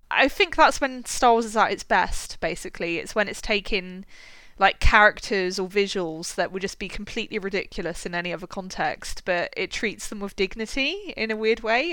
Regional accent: West Country, South West England, United Kingdom; I'm from the West Country in the UK

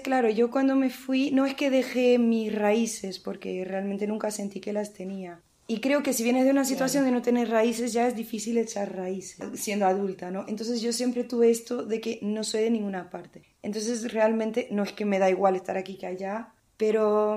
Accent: Portugal; moved away; yo soy de Portugal

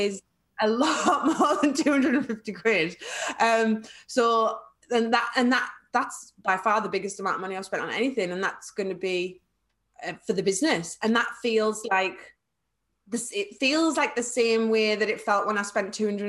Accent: North West England, United Kingdom; accent: Scouse; So my scouse comes out, I'm like, I was on some chicken. Like, I've got a scouse. That's my awful scouse accent.

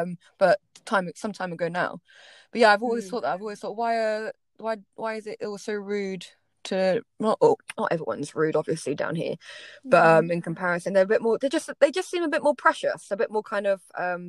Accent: South of England, United Kingdom; I mean, you know, you're Northerner, I'm Southerner

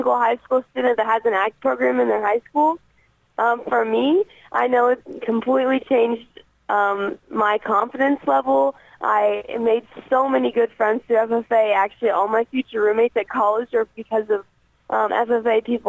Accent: Johnson County, Indiana, United States; I'm originally from Johnson County. I'm a seventh-generation grain farmer, and I've been around agriculture my entire life

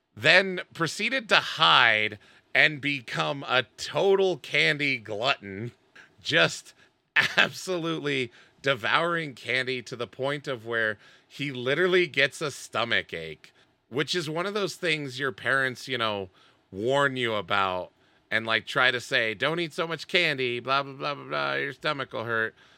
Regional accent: United States; especially as an American. Especially as a male, young American

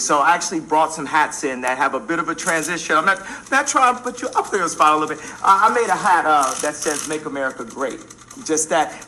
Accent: Chicago, Illinois, United States; my hometown of Chicago

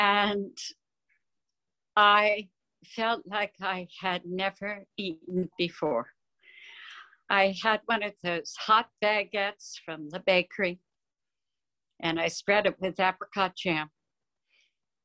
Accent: New Jersey, United States; I grew up in New Jersey

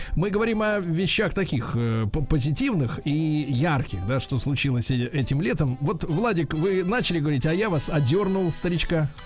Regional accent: Saint Petersburg, Russia; в Питере, конечно, с мо-, с летом всегда была проблема, особенно в моем детстве.

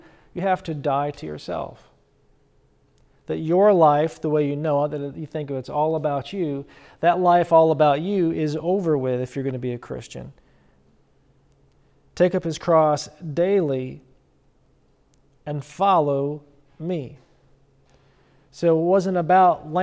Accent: upstate New York, United States; So I came from New York, upstate New York.

